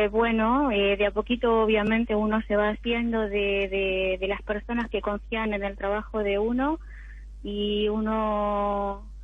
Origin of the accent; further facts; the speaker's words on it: General Alvear, Buenos Aires Province, Argentina; De General Alvear, provincia de Buenos Aires.